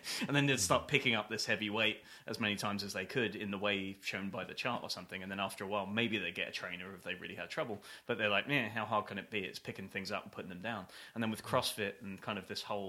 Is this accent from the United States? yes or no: no; United Kingdom; Being British